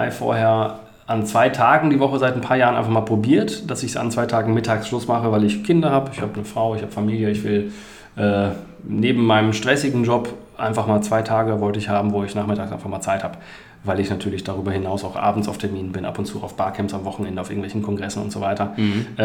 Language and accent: German; Bielefeld, North Rhine-Westphalia, Germany; 1980 geboren. Ich habe ähm, nach dem Abi hier in Bielefeld, ich bin Bielefelder